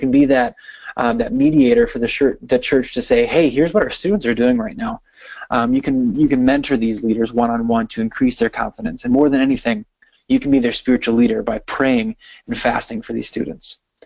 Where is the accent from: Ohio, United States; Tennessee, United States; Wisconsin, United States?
Wisconsin, United States; I'm from Wisconsin, and I live very close to Green Bay, so you can imagine I live in Packer country